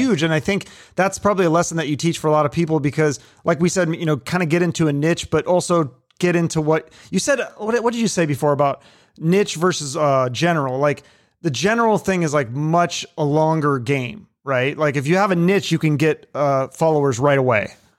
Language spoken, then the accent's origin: English; Seattle, Washington, United States; I grew up in Seattle in the nineties